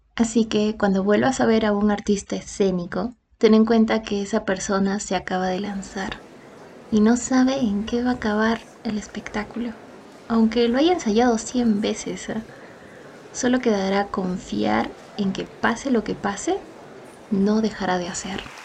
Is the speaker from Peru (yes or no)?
yes; Ayacucho, Peru; Nací en Huamanga, Ayacucho.